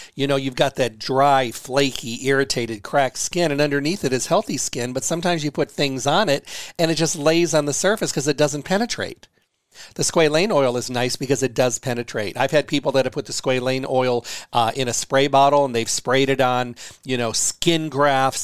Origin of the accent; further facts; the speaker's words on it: Midwest, United States; I was raised in the Midwest